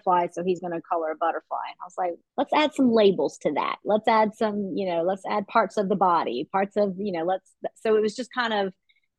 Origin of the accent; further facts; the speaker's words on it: Western North Carolina, United States; also born or lived in Los Angeles; I grew up in Western North Carolina. My family moved to Western North Carolina when I was in the fourth grade.